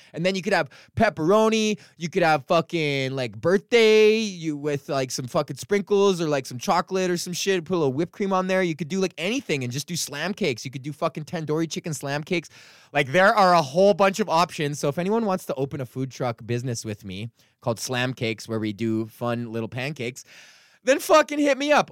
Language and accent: English; Edmonton, Alberta, Canada; moved away; go back to my hometown